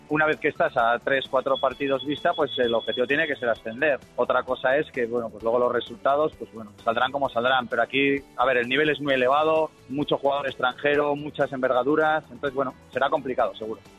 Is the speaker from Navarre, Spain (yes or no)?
yes; Pamplona, Navarre, Spain